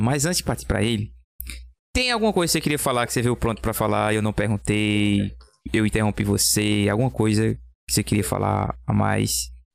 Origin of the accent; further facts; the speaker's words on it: Belo Jardim, Pernambuco, Brazil; eu sou aqui de Belo Jardim